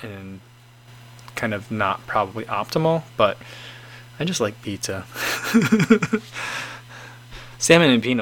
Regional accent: East Coast, United States; moved away; I grew up on the East Coast

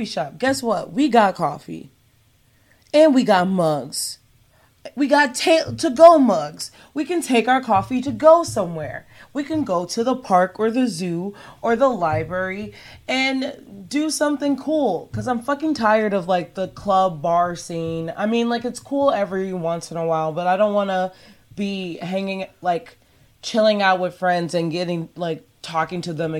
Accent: United States; I was born here. My parents were born here. My grandparents were born here.

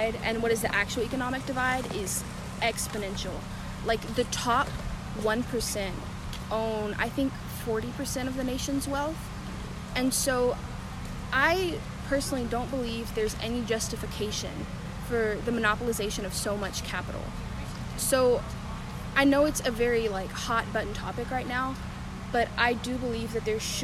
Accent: Trinity, Texas, United States; I'm from Trinity, which is like 30-40 minutes away from here, so Huntsville-ish.

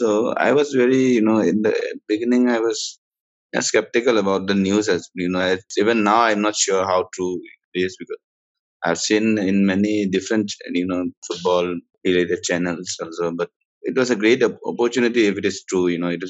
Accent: Guwahati, Assam, India; I'm from Guwahati.

